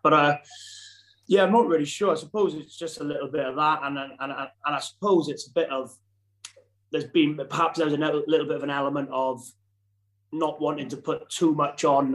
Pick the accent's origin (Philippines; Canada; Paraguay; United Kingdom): United Kingdom; Wales